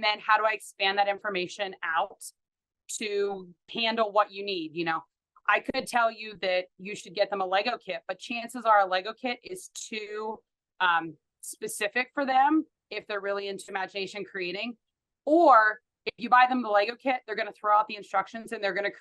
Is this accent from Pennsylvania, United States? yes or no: yes; Pittsburgh, Pennsylvania, United States; moved away as an adult; now in Wichita, United States; I grew up in Pittsburgh, Pennsylvania.